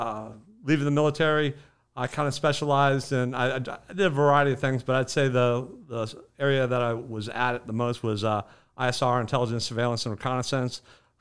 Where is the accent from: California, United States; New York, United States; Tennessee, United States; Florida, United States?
Florida, United States; Bradenton; So I was born and raised here in Bradenton.